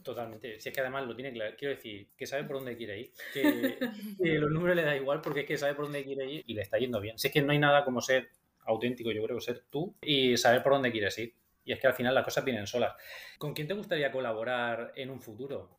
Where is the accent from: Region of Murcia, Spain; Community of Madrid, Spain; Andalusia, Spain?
Region of Murcia, Spain; siendo nosotros de Murcia